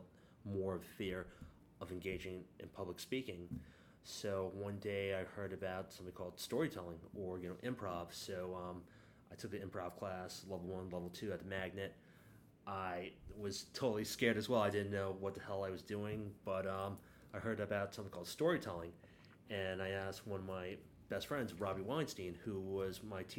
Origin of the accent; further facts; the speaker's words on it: New York City, New York, United States; I was born and raised in the Bronx